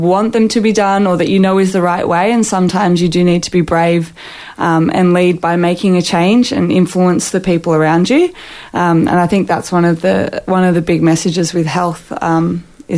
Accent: Sydney, New South Wales, Australia; moved away as an adult; now in Queensland, Australia; I grew up in New South Wales

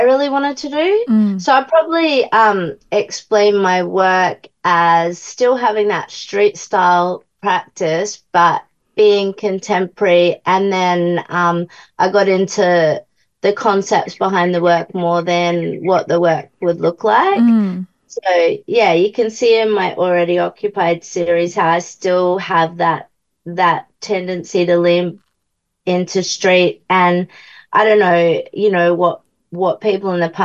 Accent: Quandamooka country, Queensland, Australia; now in Cambroon, Australia; from Ogumpen, Kwandamooka country and Manjaraba.

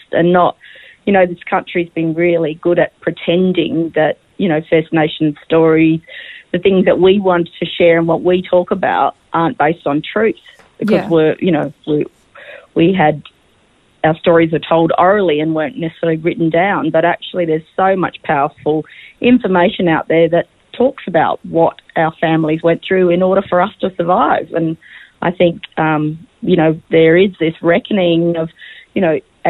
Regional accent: Darwin, Northern Territory, Australia; also born or lived in Alice Springs; I actually was born in Darwin in Larrakia country, and I grew up going up and down the Stuart Highway between Darwin and Alice Springs

